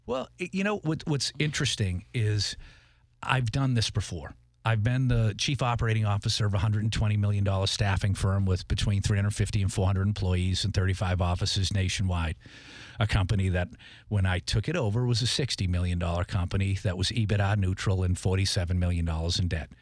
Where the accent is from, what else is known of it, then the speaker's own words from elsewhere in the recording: Tewksbury, Massachusetts, United States; I'm from Boston, Massachusetts, Tewksbury.